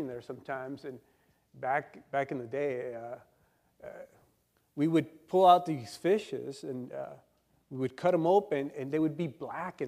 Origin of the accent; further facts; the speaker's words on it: El Centro, California, United States; I'm from El Centro, and we live in a desert over there